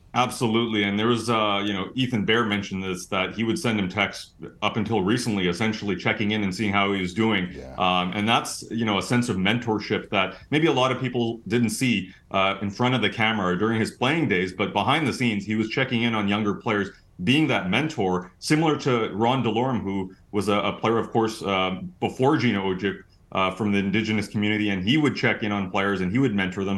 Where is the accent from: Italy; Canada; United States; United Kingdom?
Canada; Vancouver, British Columbia; I grew up in Vancouver.